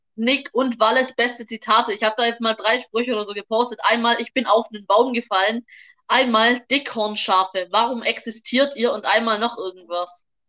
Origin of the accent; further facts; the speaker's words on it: Germany; wir sind Deutsche